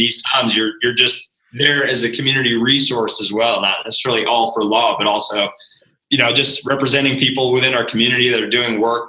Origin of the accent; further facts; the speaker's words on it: Rhode Island, United States; You're going to laugh because I'm actually from Rhode Island.